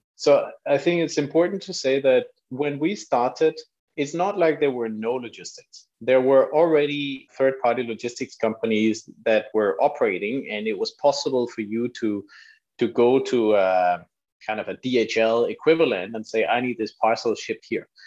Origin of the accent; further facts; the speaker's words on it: Denmark; moved away as an adult; also born or lived in London; I'm from Denmark.